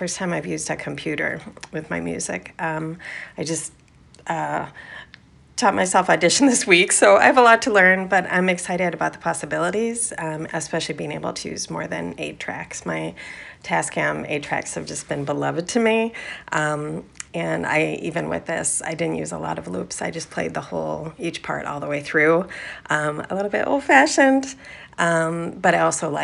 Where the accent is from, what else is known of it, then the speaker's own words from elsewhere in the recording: Minneapolis, Minnesota, United States; now in Portland, United States; I live in Portland, but I'm originally from Minneapolis